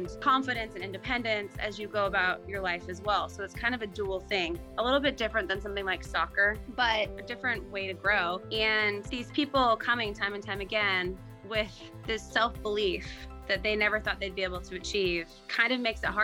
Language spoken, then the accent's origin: English; Utah, United States; I grew up in Utah